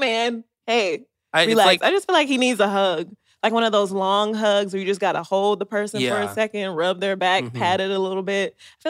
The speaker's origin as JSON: {"language": "English", "country": "United States", "said": "I'm American"}